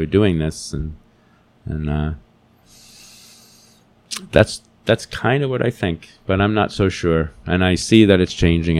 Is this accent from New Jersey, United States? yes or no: yes; New Jersey, United States; I grew up in New Jersey in the city